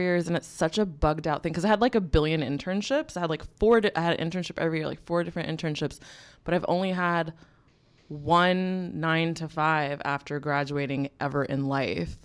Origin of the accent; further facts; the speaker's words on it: Bay Area, California, United States; moved away as an adult; also born or lived in US East Coast / Philadelphia, Pennsylvania; now in New York, United States; I was born in the Bay Area, California, and then I grew up between the East and West Coast, kind of like back and forth